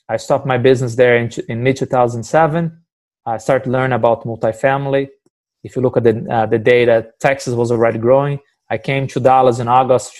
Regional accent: Brazil; moved away as an adult; now in United States; growing up in Brazil, I always work with my dad at his butcher shop

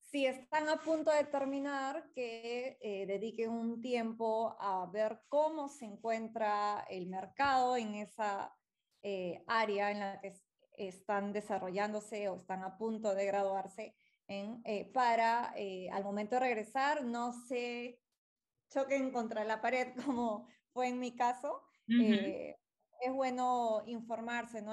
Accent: Peru; algo tenía que hacer por mi país y para iniciar esa línea de investigación y esa fue una de las razones más grandes por las que regresé aquí

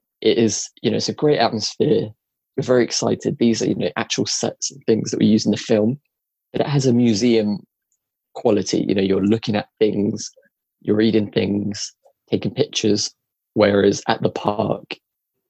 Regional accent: England, United Kingdom; we're from England

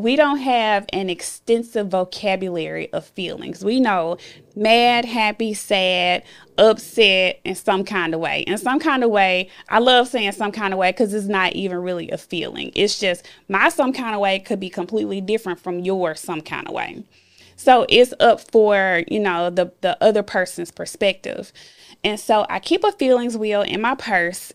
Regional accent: Memphis, Tennessee, United States; I am from Memphis and I grew up in the inner city part of Memphis.

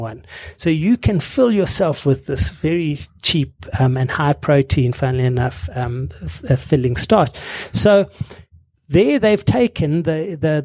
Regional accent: Msinga, KwaZulu-Natal, South Africa; I grew up in Msinga. My mother still lives there

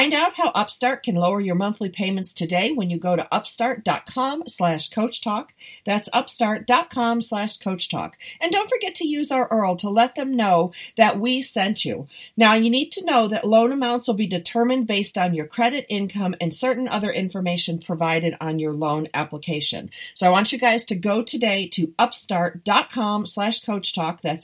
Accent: Southern California, United States; I'm from Southern California and I'm living 30 minutes from the beach

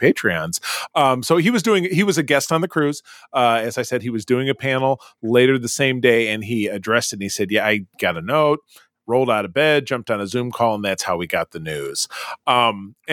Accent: Grosse Pointe, Michigan, United States; Grosse Pointe, which is my hometown

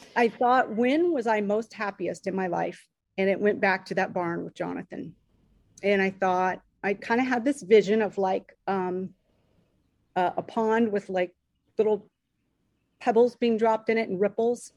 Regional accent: Dayton, Ohio, United States; we grew up in Dayton, Ohio

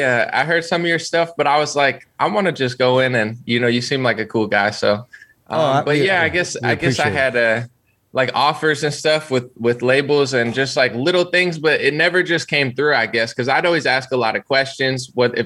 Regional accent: New Jersey, United States; Central. I moved like 10 times, but like Central New Jersey.

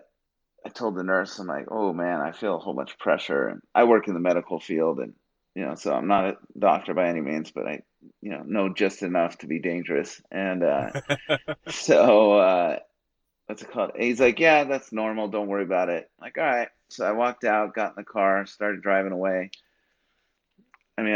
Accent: Bay Area, California, United States; I grew up in the Bay Area

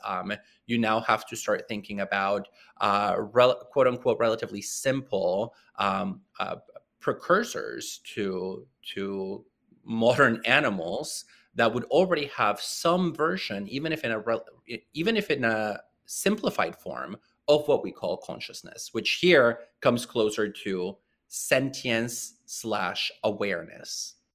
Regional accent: small town near Puerto Vallarta, Jalisco, Mexico; moved away; I grew up in Mexico in a very small town, um, near the city of Puerto Vallarta

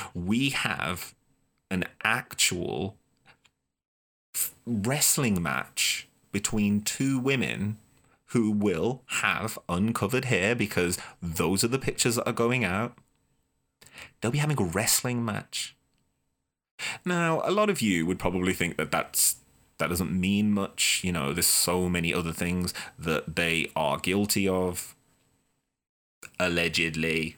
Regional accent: Boston, Massachusetts, United States; as the Bostonian

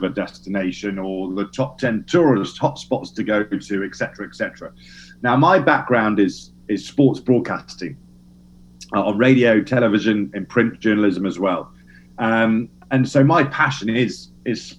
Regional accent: England, United Kingdom; I'm English

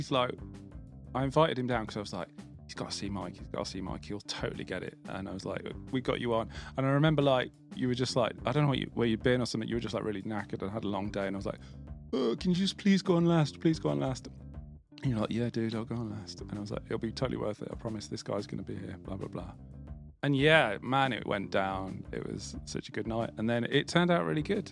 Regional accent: Birmingham, West Midlands, United Kingdom; accent: Brummie; I'm from Birmingham. I'm proud of being from Birmingham, but I just get a bit self-conscious about the accent

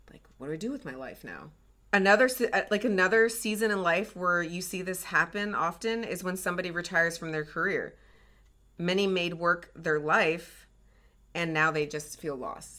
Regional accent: the South, United States; moved away; I grew up in the South

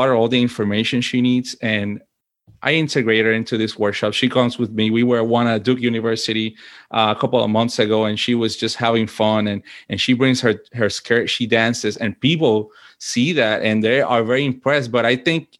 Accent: Puerto Rico; moved away as an adult; also born or lived in Washington, D.C.; now in United States; I was born and raised in Puerto Rico, and I lived there until I was an adult pretty much, right? I think the choice of coming to the U.S. was mine as an adult.

